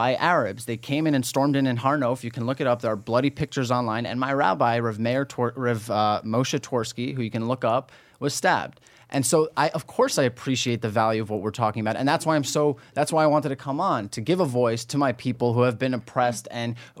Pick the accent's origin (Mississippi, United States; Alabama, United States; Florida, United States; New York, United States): New York, United States; Monsey; also born or lived in Jerusalem, Israel; I grew up in an ultra-Orthodox community upstate called Muncie, New York